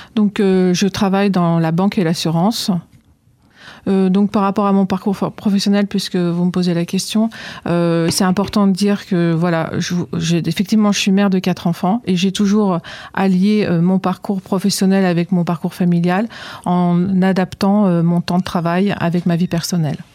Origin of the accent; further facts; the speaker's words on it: Auvergne-Rhône-Alpes, France; now in Arcueil, France; je suis Auvergnate